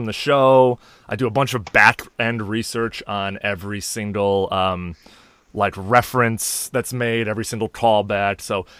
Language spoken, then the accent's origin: English; Chicago, Illinois, United States; now in San Francisco, United States; I'm from Chicago and I live on the West Coast in San Francisco.